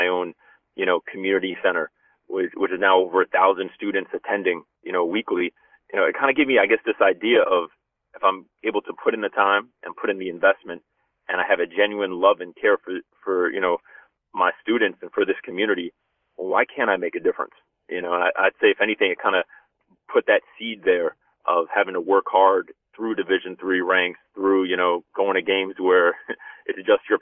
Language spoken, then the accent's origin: English; Union City, New Jersey, United States; growing up in Union City is, you know, a diverse community, very high immigrant population